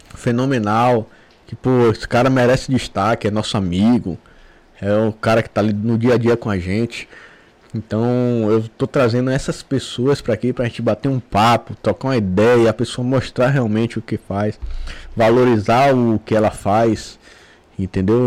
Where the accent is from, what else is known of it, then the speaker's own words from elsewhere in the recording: Brazil; A gente cresceu lá na rua, lá no Pontal.